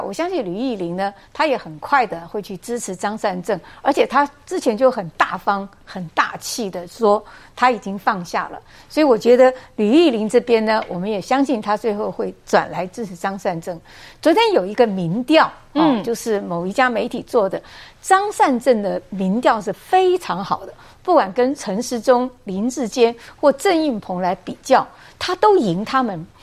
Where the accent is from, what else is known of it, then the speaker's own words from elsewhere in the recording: Taoyuan, Taiwan; 我的家乡桃园人